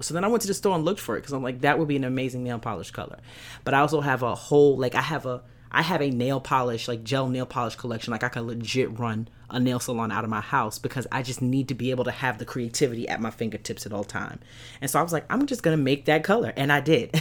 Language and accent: English; New York City, New York, United States; I grew up in East New York, Brooklyn. I lived in a project. Shout out to Pink Houses